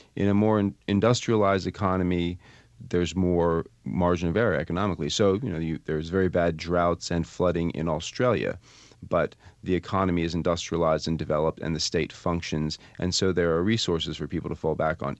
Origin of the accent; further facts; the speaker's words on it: Vermont, United States; I'm from Vermont